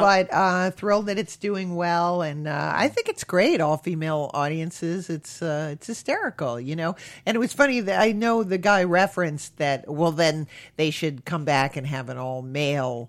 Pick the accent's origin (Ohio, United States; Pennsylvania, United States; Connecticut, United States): Connecticut, United States; when I was growing up, Hartford was voted the most boring city in America